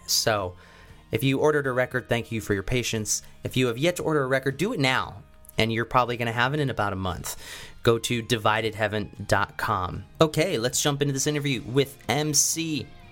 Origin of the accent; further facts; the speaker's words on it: Lancaster, Pennsylvania, United States; moved away; I'm from Lancaster.